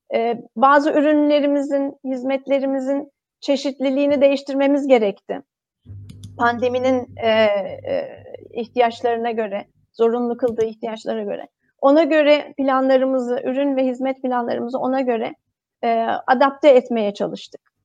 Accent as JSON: {"language": "Turkish", "country": "Turkey", "also_born_or_lived": "Singapore", "moved": "as an adult", "lives_now": "Netherlands", "said": "Ben de hani bir Türk olarak e, Türk ekibinin e, parçasıyken, Türkiye'de çalışırken"}